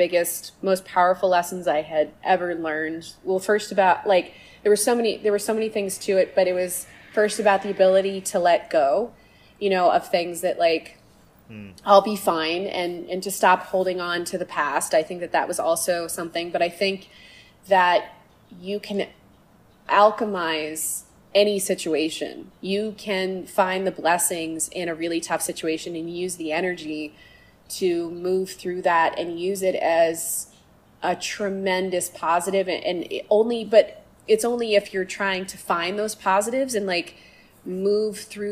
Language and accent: English; Concord, Massachusetts, United States; moved away; I grew up in Concord, Carlisle